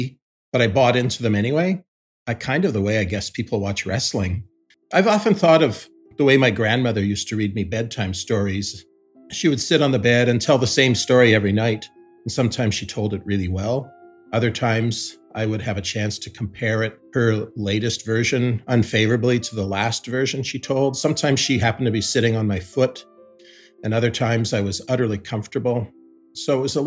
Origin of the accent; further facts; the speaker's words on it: Winnipeg, Manitoba, Canada; growing up in Winnipeg, I was born in 1956